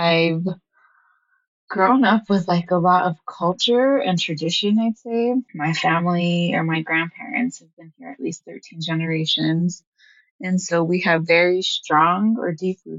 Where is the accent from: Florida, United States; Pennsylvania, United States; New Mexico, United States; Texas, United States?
New Mexico, United States; Chamisal; I'm calling in from a small village named Chamisal. It is in Taos County, New Mexico. And it is actually where I've spent majority of my life